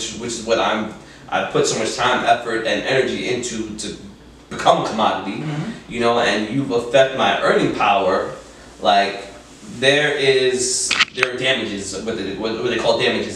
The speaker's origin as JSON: {"language": "English", "town": "New York City", "region": "New York", "country": "United States", "tie": "born or raised there", "said": "I'm a city kid, man. I grew up in East Harlem"}